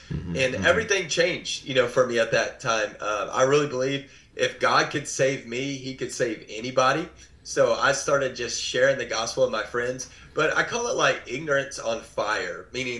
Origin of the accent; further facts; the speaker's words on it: Waco, Texas, United States; also born or lived in Dallas area, Texas; grew up in Texas in the Waco area. I live outside of Dallas now. I didn't grow up in church.